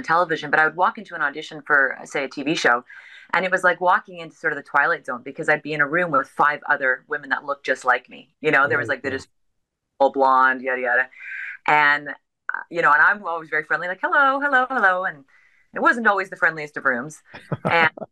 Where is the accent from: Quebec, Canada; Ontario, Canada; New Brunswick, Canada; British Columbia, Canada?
British Columbia, Canada; Victoria; moved away as an adult; also born or lived in Hong Kong; now in Vancouver, Canada; born and raised in Victoria, British Columbia